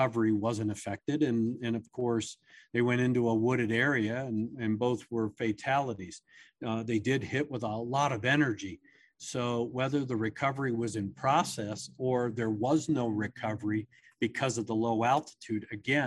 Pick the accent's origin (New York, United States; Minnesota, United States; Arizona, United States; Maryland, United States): Maryland, United States; I grew up on the East Coast in Maryland